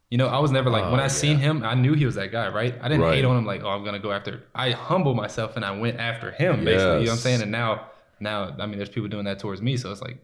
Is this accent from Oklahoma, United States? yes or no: no; Louisiana, United States; now in Dallas, United States; We're talking about from Louisiana. That's why I moved to Dallas. Because I knew, because like I'm literally from one red light town. Like, no joke, one red light.